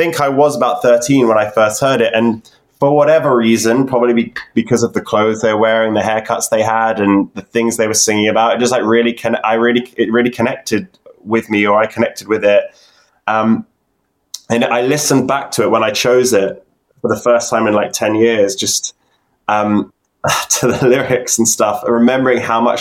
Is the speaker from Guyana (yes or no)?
no; New Forest, South East England, United Kingdom; moved away as an adult; now in London, United Kingdom; I grew up in the New Forest